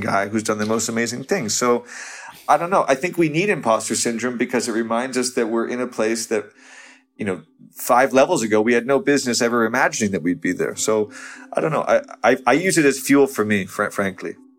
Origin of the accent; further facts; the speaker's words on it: outside New York, United States; moved away as an adult; also born or lived in Los Angeles; whole childhood, I grew up outside New York